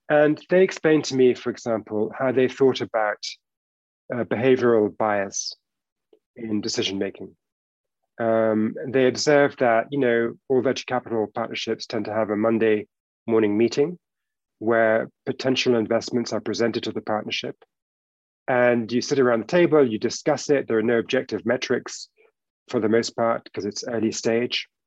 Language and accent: English; United Kingdom; We're both British by origin.